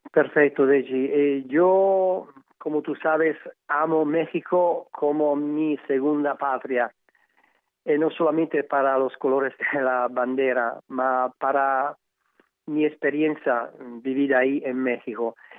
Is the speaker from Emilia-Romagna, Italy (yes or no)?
yes; Emilia-Romagna, Italy; Spanish is a second language; yo como, como italiano